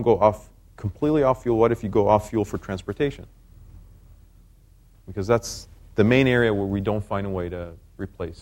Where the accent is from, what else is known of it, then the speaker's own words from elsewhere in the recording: Israel; moved away; I was born in Israel